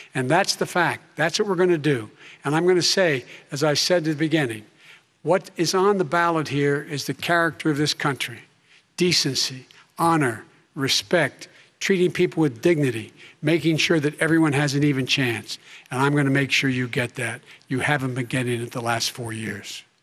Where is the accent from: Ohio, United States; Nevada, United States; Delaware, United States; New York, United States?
Delaware, United States; Claymont; I used to live near that when I was growing up in Claymont, Delaware.